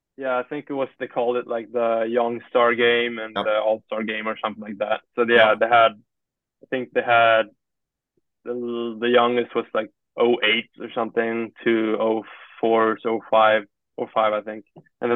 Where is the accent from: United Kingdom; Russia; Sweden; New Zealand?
Sweden; I'm not from here. I said, I think I said, like, I'm from Sweden or something.